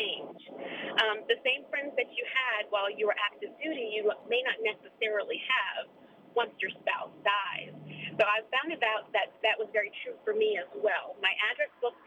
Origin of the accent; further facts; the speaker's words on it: Maryland, United States; moved away; also born or lived in San Antonio, Texas; I'm originally from Maryland